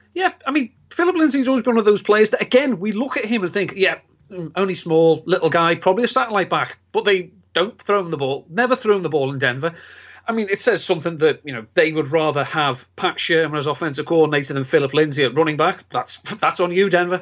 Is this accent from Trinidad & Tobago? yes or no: no; England, United Kingdom; being English